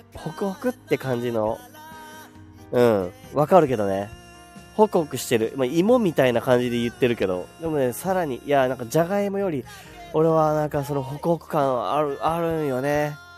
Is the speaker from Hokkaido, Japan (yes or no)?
no; Miyagi, Japan; accent: Miyagi dialect; 宮城弁出ちゃったね